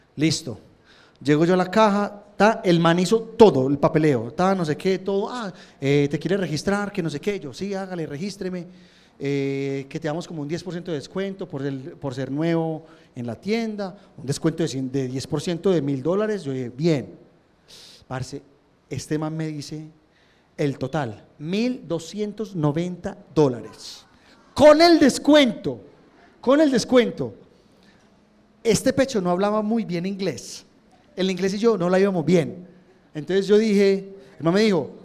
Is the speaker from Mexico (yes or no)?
no; Colombia; uno como colombiano